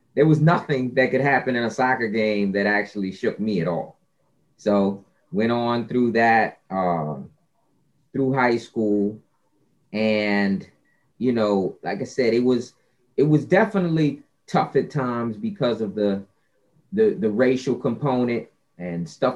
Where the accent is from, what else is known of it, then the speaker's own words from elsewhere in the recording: Scotch Plains, New Jersey, United States; I grew up playing soccer in New Jersey, in a place called Scotch Plains